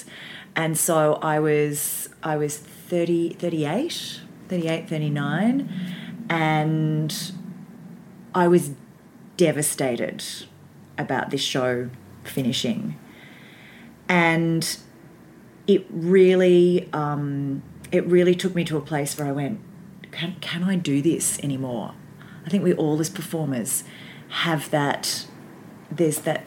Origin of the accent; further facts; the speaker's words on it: Baxter, Victoria, Australia; I grew up in Baxter, which is just outside of Frankston.